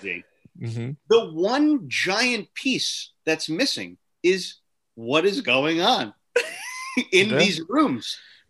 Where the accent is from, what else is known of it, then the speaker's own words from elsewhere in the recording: Bucks County, Pennsylvania, United States; Growing up in Bucks County